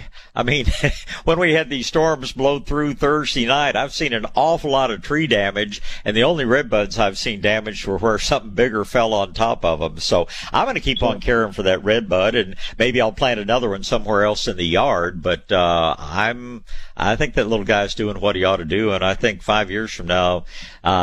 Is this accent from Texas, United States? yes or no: yes; Tyler, Texas, United States; I was born in Tyler, Texas, where they grow world-class hydrangeas.